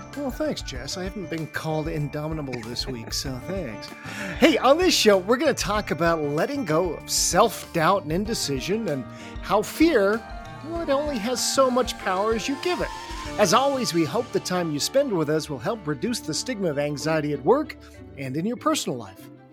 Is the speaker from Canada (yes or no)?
yes; Canada; also born or lived in England; I was born in England and then grew up in Canada